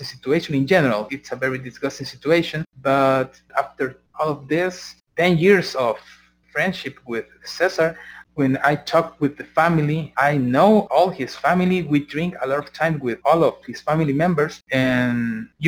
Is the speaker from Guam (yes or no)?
no; San Salvador, El Salvador; we are from San Salvador, from the capital of Salvador